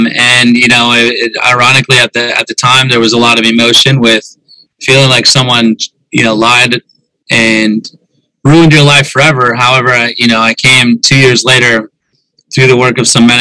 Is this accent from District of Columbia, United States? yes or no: no; South Dakota, United States; I grew up in South Dakota